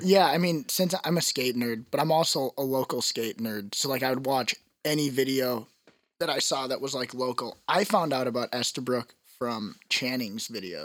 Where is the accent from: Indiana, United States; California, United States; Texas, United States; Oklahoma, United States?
Oklahoma, United States; Tulsa; I'm from Tulsa